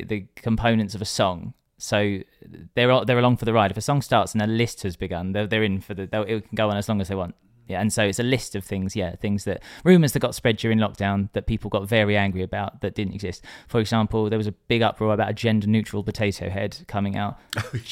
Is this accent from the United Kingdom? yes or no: yes; Essex, East of England, United Kingdom; I'm from Essex